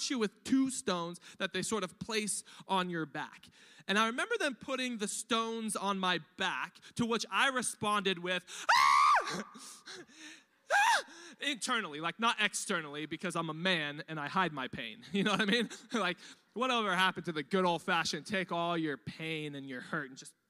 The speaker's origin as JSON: {"language": "English", "town": "Riverside", "region": "California", "country": "United States", "tie": "born or raised there", "lives_now": "Temecula, United States", "said": "I grew up in East Riverside on welfare"}